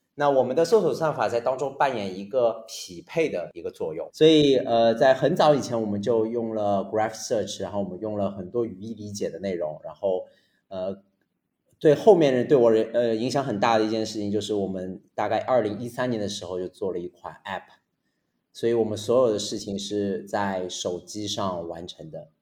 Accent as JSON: {"language": "Chinese", "country": "China", "also_born_or_lived": "France / United States", "moved": "as an adult", "said": "我作为一个中国人，我在中国读了十，七十八年"}